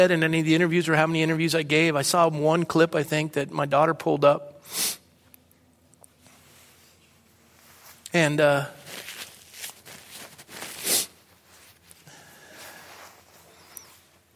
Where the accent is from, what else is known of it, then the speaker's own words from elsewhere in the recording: Coronado, California, United States; my hometown in Coronado